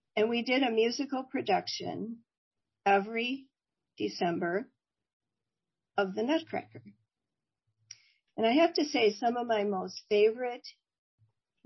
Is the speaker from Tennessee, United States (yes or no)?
no; Oak Park, Illinois, United States; I grew up in Oak Park, Illinois, a suburb of Chicago